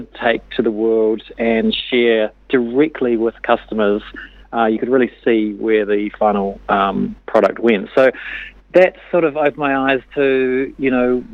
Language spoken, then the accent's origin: English; Christchurch, Canterbury, New Zealand; also born or lived in Otago; I grew up in Christchurch